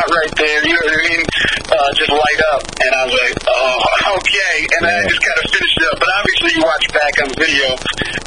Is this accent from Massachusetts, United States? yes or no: no; Michigan, United States; I am from Michigan